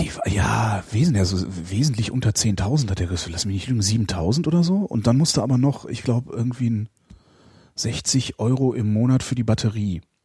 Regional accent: Cologne, North Rhine-Westphalia, Germany; also ich bin halt Kölner

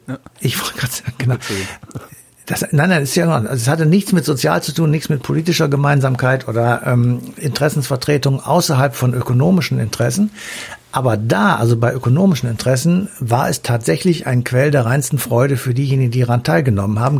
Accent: Germany

